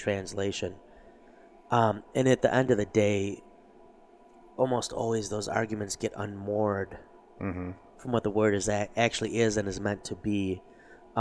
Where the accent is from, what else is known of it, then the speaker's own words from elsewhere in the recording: United States; as an American